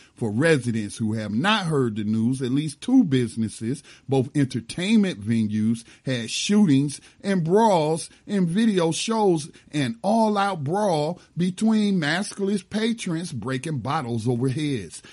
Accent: Gaston County, North Carolina, United States; born or raised there

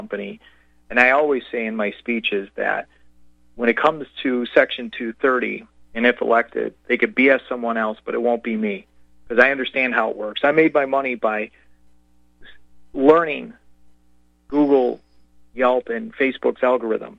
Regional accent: Chicago, Illinois, United States; I grew up near Midway Airport

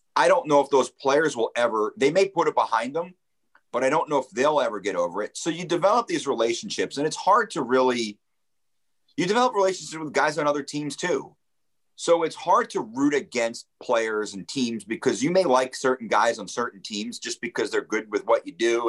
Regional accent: Lakewood, New Jersey, United States; also born or lived in Point Pleasant, New Jersey / Toms River, New Jersey; I grew up in New Jersey, so I was a big New Jersey Devils fan

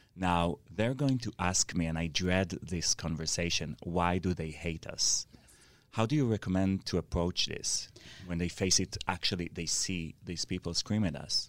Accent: Israel

